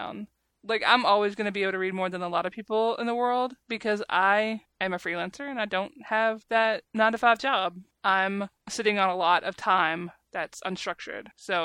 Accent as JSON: {"language": "English", "region": "the South", "country": "United States", "accent": "southern", "said": "my stupid southern accent"}